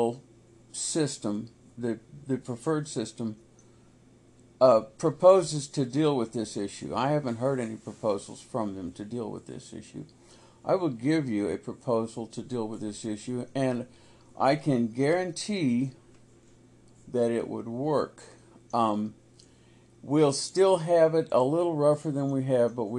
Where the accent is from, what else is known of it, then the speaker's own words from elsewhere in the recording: Kansas City, Missouri, United States; I'm in Kansas City. I grew up in Kansas City